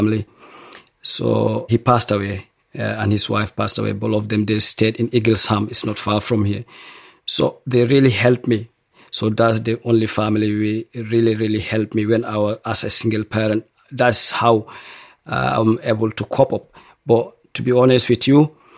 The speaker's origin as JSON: {"language": "English", "country": "Nigeria", "also_born_or_lived": "Dundee, United Kingdom", "moved": "as an adult", "lives_now": "Glasgow, United Kingdom", "said": "originally I'm from Nigeria"}